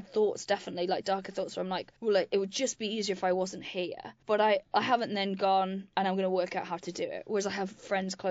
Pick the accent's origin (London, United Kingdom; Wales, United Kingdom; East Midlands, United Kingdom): Wales, United Kingdom; moved away; I grew up in Wales on a farm